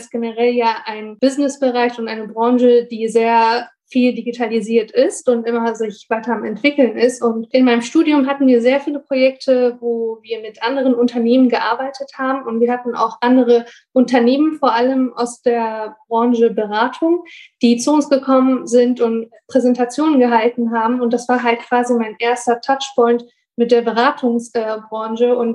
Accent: Bonn, North Rhine-Westphalia, Germany; ich bin 24 Jahre alt, ich komme aus Bonn.

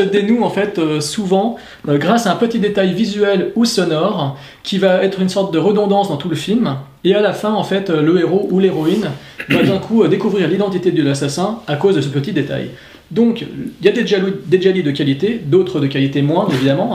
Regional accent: France; Chez nous en France

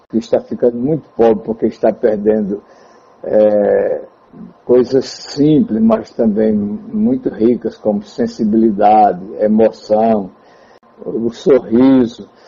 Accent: Tabira, Pernambuco, Brazil; Nós que temos esse contato é, poético com o povo do Pajeú, sou daqui de, de Tabira.

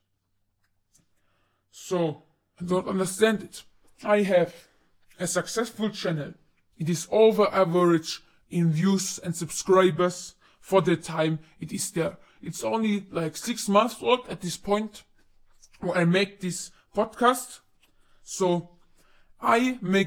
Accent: United Kingdom; I am not American. I am from the UK. I live in the UK right now

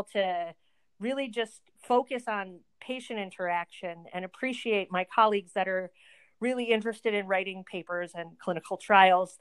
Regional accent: Connecticut, United States; moved away as an adult; also born or lived in New York / Montana; now in Green Bay, United States; I grew up in Connecticut

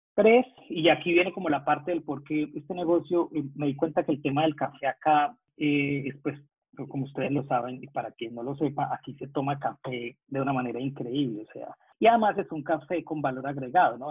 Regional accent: San Gil, Santander, Colombia; moved away as an adult; now in Melbourne, Australia; de mi pueblo, de donde yo soy, de San Gil Santander

